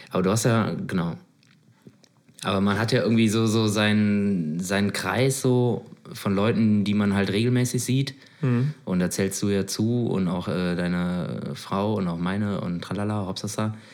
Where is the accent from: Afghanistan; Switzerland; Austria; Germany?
Switzerland; also, bin Schweizer.